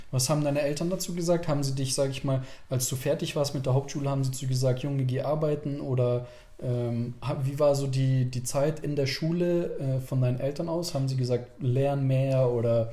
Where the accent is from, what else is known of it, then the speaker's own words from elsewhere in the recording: Germany; wir sind hier geboren, wir haben von klein auf die Sprache gelernt